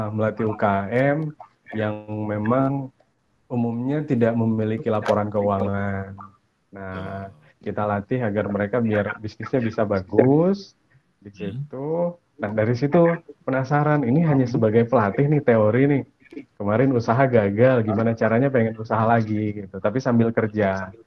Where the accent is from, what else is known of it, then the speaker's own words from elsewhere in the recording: Poso, Central Sulawesi, Indonesia; also born or lived in Palu; Saya lahir di kota Palu, kemudian saya lahir eh, dibesarkan di kota Poso.